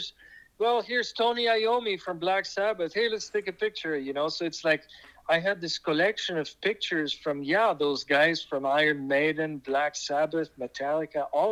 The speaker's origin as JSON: {"language": "English", "country": "Switzerland", "accent": "French", "first_language": "French", "second_language": "English", "moved": "yes", "lives_now": "Los Angeles, United States", "said": "I'm from Switzerland."}